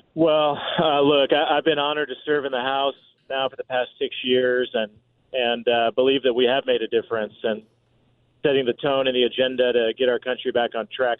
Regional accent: Columbia City, Indiana, United States; also born or lived in Washington D.C.; we go back and forth from Columbia City, my hometown, where we keep our home

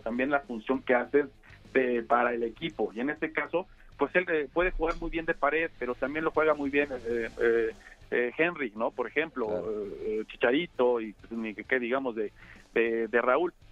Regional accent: Mexico; nosotros como mexicanos

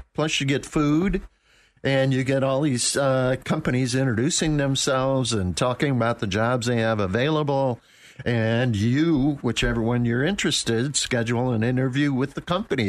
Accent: Attica, New York, United States; I was born and raised in Buffalo. Outside of Buffalo.

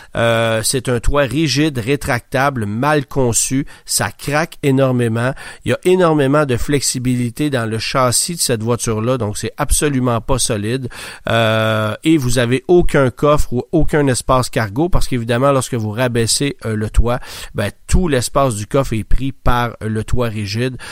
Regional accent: Quebec, Canada; chez nous au Québec

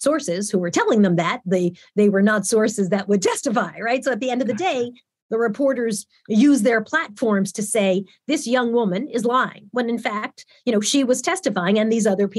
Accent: St. James, New York, United States; I grew up in St. James, New York

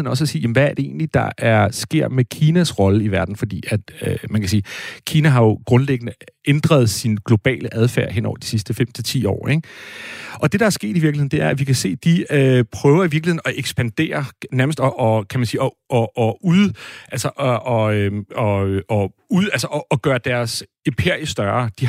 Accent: Brabrand, Central Denmark Region, Denmark; jeg kommer ud fra Brabrand, øh, som jo er en dejlig lille øh, øh, hvad hedder sådan eventyr øh, øh, landsby.

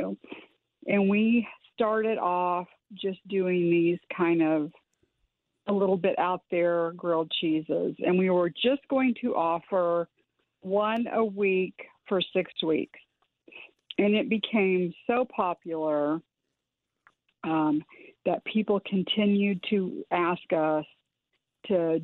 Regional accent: Iowa, United States; I grew up in the Midwest, and I grew up in Iowa

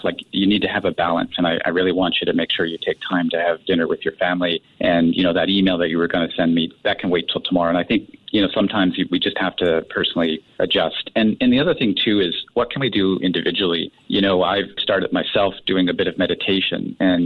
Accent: Canada; now in Singapore; I'm from Canada

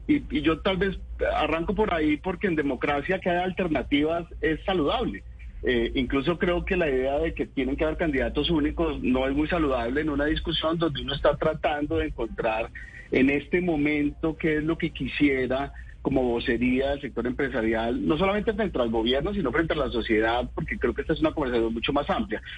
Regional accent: Buga, Valle del Cauca, Colombia; moved away as an adult; also born or lived in Cali; now in Bogotá, Colombia; yo soy caleño, me crié en Buga y soy bogotano por adopción

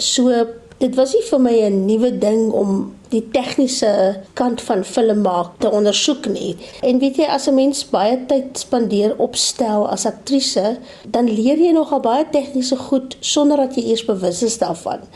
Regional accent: Namibia; moved away; Ek kom van Namibië oorspronklik

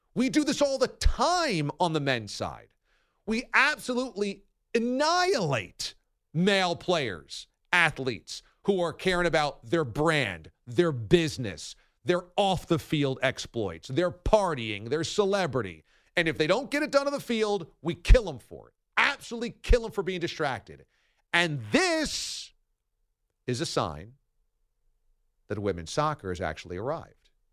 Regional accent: United States; as an American

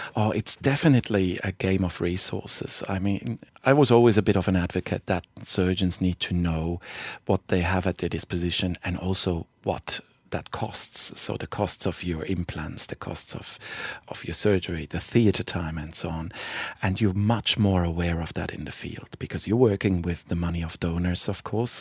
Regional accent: Basel, Basel-Stadt, Switzerland; moved away as an adult; also born or lived in Fremantle, Western Australia; now in Albany, Australia; head of the trauma department in my hometown of Basel

